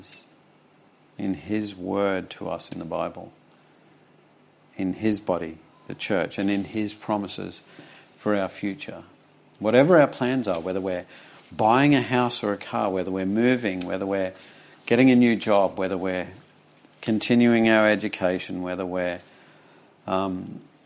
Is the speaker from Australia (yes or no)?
yes; Charters Towers, Queensland, Australia; When I was young, growing up in Charters Towers